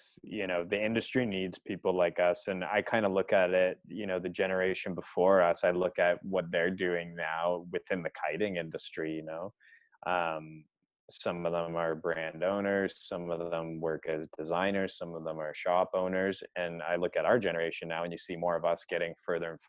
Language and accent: English; Canada; I love being Canadian.